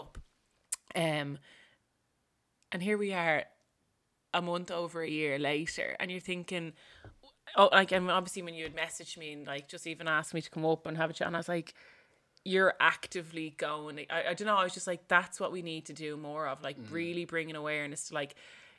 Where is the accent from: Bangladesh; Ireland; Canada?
Ireland; Dublin, Leinster; I'm growing up in Marino. I'm living here 30 years. It's all my life.